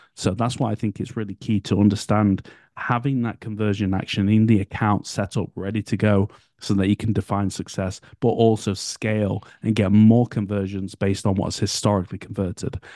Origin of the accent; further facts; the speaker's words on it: United Kingdom; I'm British